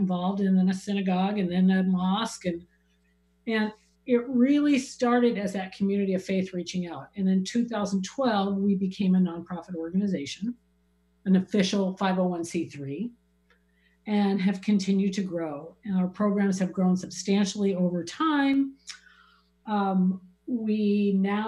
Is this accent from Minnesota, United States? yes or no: yes; Minnesota, United States; moved away; also born or lived in Prescott, Arizona; I grew up in Minnesota